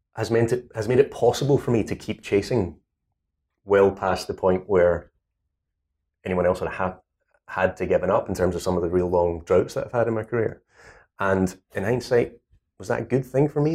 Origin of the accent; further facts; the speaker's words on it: Scotland, United Kingdom; accent: Scottish; I'm Scottish.